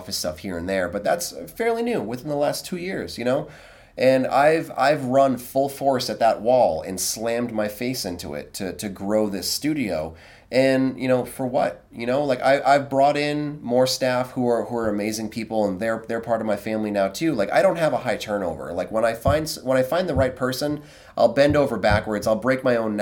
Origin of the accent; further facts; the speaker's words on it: United States; I'm American